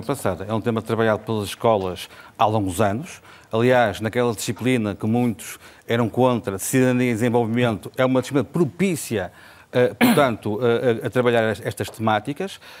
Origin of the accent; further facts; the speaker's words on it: Vila Nova de Gaia, Norte, Portugal; Eu sou de Vila Nova de Gaia